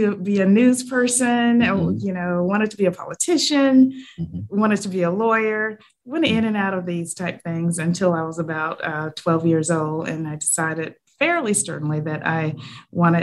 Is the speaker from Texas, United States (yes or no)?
no; Montezuma, Georgia, United States; moved away as an adult; now in Savannah, United States; I grew up in Montezuma, Georgia, which is a very small town in what I like to call lower middle Georgia.